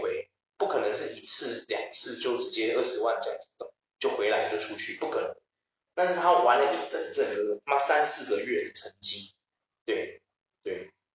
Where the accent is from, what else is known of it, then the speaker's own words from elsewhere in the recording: Taiwan; 我们台湾人民这么鸡巴的个性